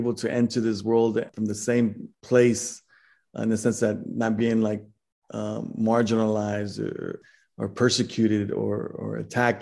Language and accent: English; Dallas, Texas, United States; I'm from Dallas, Texas